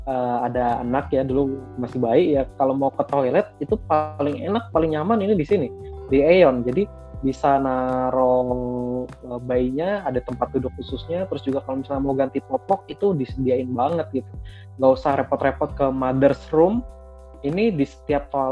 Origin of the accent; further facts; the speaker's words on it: Kelapa Dua, Indonesia; karena saya orang Kelapa Dua ya nih uh, mall ini adanya di Kelapa Dua